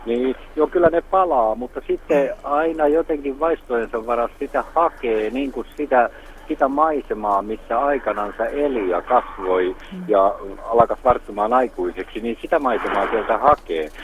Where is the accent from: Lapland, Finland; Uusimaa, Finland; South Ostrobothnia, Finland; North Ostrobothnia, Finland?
South Ostrobothnia, Finland; Jalasjärvi; now in Vaasa, Finland; mä syntyisin Etelä-Pohjanmaalta ja mä palaan joskus ja käyn syntymäkotona, niin vuosien aikana mä oon kaipaillut niitä ääniä, mitkä siellä oli lapsuudessa